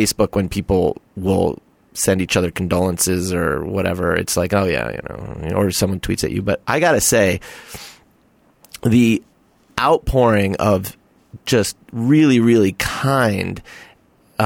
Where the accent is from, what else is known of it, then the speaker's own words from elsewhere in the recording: Arizona, United States; moved away; I grew up in Arizona, and we would sleep with one thin sheet on